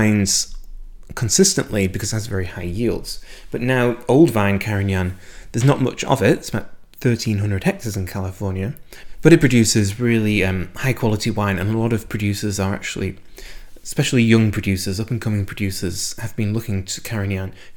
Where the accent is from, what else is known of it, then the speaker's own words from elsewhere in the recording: United Kingdom; moved away as an adult; I am British, and I went through the British education system all the way through from 5 years old to doing a PhD